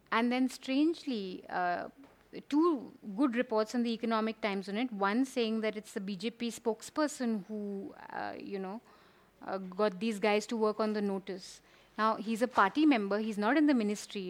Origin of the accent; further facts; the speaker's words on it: Kumaon, Uttarakhand, India; I'm from Kumao and from the hills